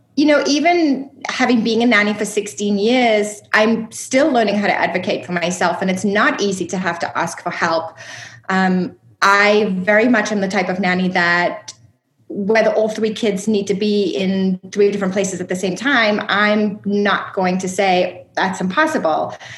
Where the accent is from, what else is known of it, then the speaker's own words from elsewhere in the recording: South Africa; moved away as an adult; also born or lived in upstate New York; I was actually born and raised in South Africa